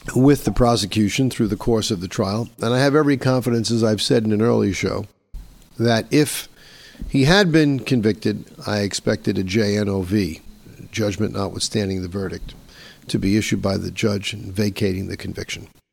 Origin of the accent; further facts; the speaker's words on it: New York, United States; here in my hometown of New York